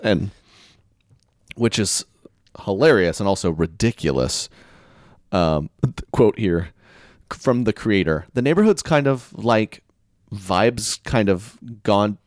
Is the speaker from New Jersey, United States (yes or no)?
no; Oklahoma, United States; I'm from Oklahoma